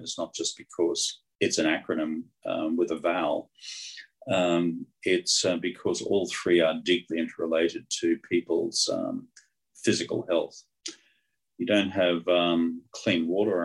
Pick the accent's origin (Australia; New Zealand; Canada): Australia; Being Australian